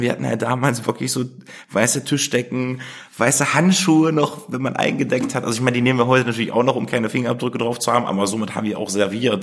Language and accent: German; Germany; Wir sind halt erdig. Wir kommen hier aus dem Harz